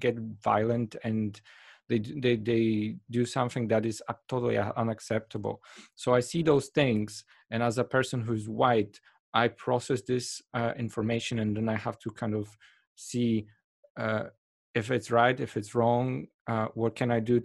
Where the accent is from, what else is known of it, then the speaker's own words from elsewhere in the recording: Poland; moved away; I come from Poland